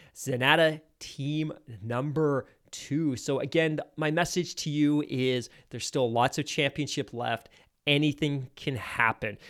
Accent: United Kingdom; I'm British

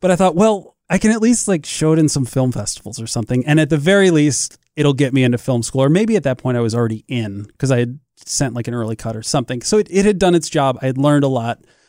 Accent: St. Louis, Missouri, United States; also born or lived in Columbia, Missouri; I grew up in Saint Louis, uh, a couple hours away

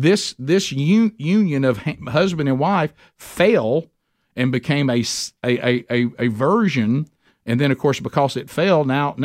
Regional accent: Calhoun County, Alabama, United States; I went to Oxford High School. I said, I'm from Calhoun County.

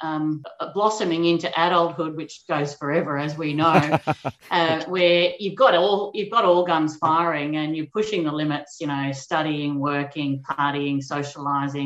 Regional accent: Gippsland, Victoria, Australia; also born or lived in Geelong, Victoria; now in Melbourne, Australia; I'm a Gippsland-born person in Victoria

